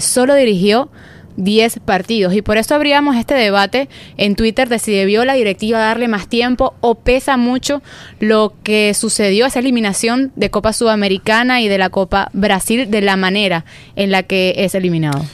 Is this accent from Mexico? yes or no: no; Venezuela; como venezolana